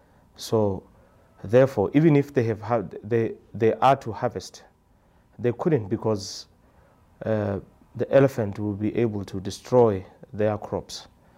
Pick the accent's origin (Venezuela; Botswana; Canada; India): Botswana; Maun, North-West District; I'm from Botswana. A village called Maun. That's where I live.